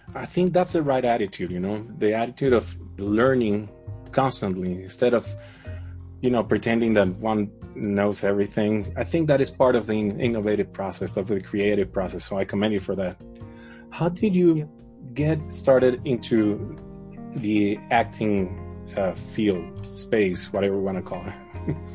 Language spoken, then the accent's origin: English; Caracas, Capital District, Venezuela; I grew up in Caracas